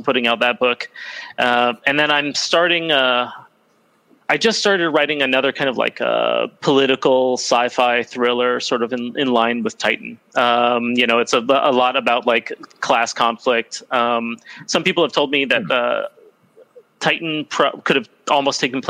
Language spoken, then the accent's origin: English; United States; moved away; I grew up in the United States